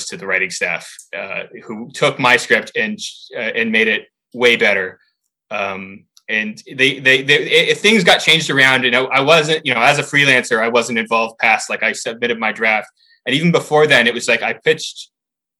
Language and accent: English; Canada; I'm Canadian